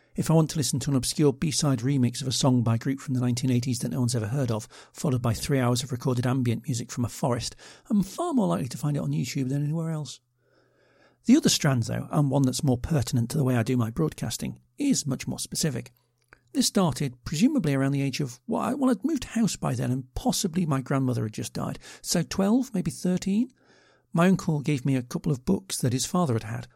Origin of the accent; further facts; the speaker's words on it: United Kingdom; I'm British